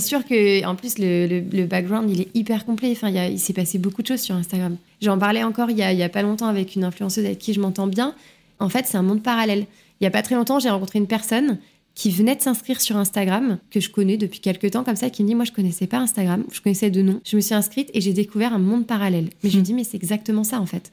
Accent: Lyon, Auvergne-Rhône-Alpes, France; moved away; moi j'ai grandi à Lyon, j'ai toujours euh, vécu à Lyon euh, jusqu'à mon arrivée ici

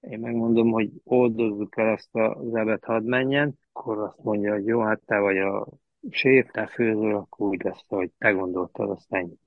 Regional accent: Lăzarea, Harghita County, Romania; moved away; also born or lived in Reghin, Romania; Szászrégenben születtem, gyerekkoromat az Gyergyó Szárhegyen töltöttem

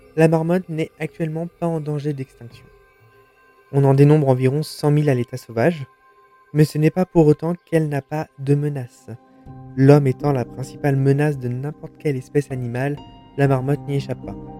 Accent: France; chez nous, en France

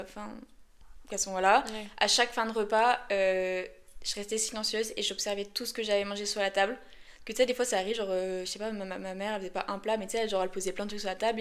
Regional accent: Lyon, Auvergne-Rhône-Alpes, France; Je suis une bonne lyonnaise

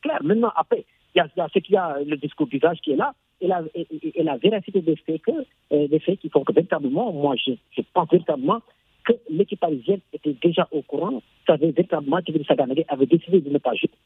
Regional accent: Senegal; en tant que Sénégalais qui a été éduqué

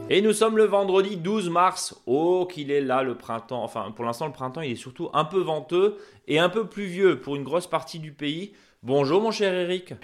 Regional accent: Alsace, Grand Est, France; chez nous en Alsace

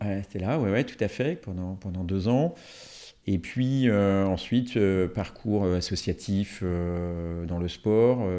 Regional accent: Marignier, Auvergne-Rhône-Alpes, France; je suis originaire euh, de Marigné, euh, donc dans la vallée de l'Arve

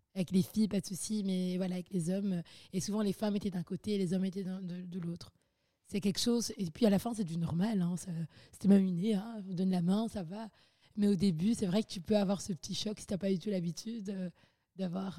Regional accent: Belgium; j'ai grandi vraiment à la Belge

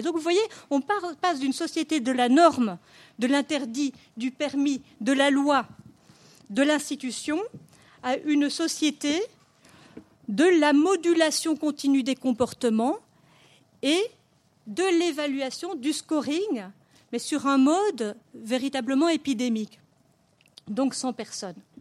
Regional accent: Belgium; chez nous en Belgique

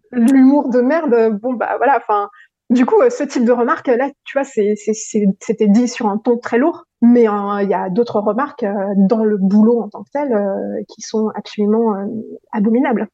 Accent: Paris, Île-de-France, France; moved away; also born or lived in Madagascar / Hong Kong; je viens de Paris

